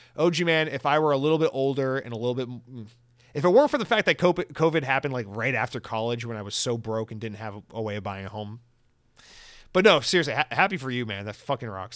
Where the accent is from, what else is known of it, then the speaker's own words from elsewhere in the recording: Georgia, United States; moved away; I'm from Georgia